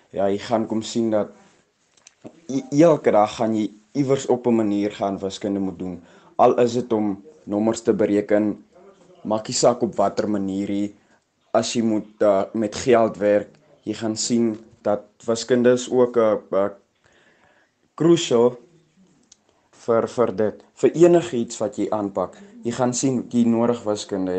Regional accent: Boegoberg, Northern Cape, South Africa; Ek is oorspronklik van Boegoberg. Ek het al jare daar gebly, ek het daar groot geraak.

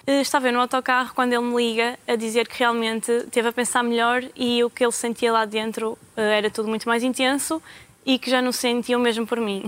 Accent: the North, Northern Portugal, Portugal; eu sou do Norte

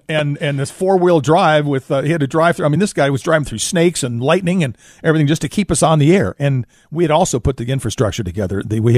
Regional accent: Florida, United States; When I was growing up in South Florida, my dad would always rent a place near here

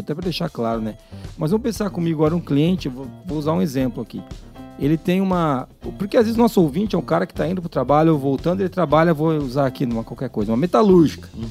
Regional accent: Brazil; A gente é brasileiro

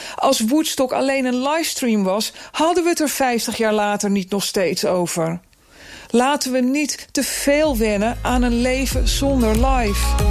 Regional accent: Netherlands; de suffe polder waar ik opgroeide

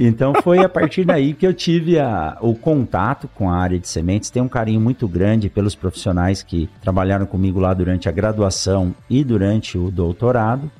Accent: São Paulo, Brazil; also born or lived in Botucatu; Eu nasci em São Paulo, na capital, estudei, fiz o, o ensino médio

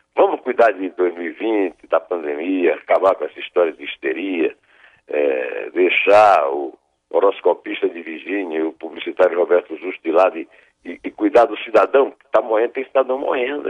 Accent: Northeast Region, Brazil; eu sou nordestino

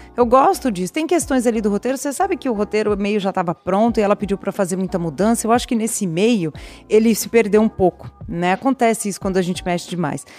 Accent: São Paulo, Brazil; Eu sou paulistana, paulistana é da periferia. Não sou nem da ZN, nem da, da Zona Sul, sou da Zona Leste.

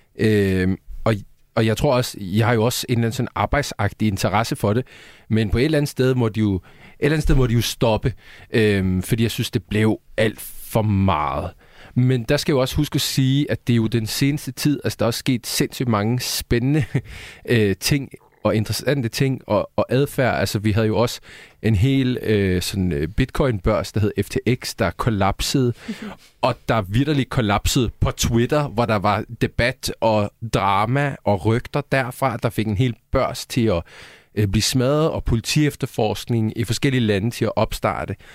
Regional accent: Sweden; now in Denmark; Jeg er svensker

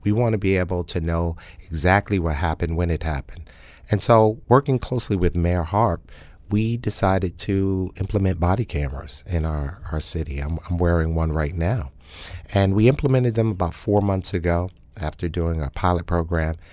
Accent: New York City, New York, United States; now in New Haven, United States; I was born and raised in Harlem, New York, um, 125th Street and Madison Avenue

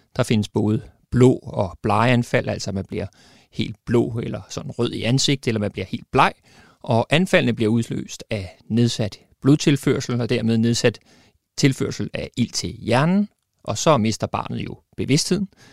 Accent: Denmark; vi som danskere

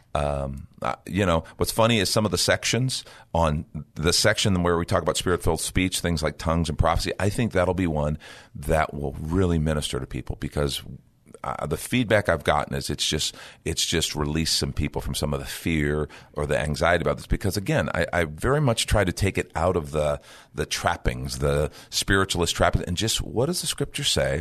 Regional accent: Chicago, Illinois, United States; where I grew up in Chicago

